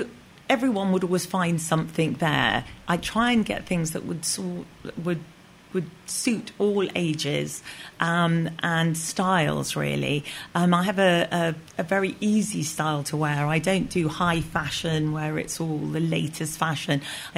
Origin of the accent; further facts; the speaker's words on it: Kampala, Central Region, Uganda; moved away; because I was born and brought up in Uganda, Kampala. Got chucked out by Idi Amin, and my father was in the British forces. And we lived on Kalolo Hill.